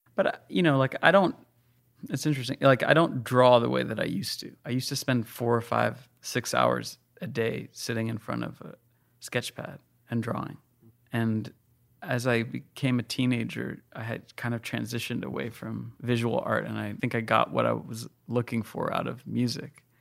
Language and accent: English; United States; I live in America and that I'm American and I was born in America, just barely born in America.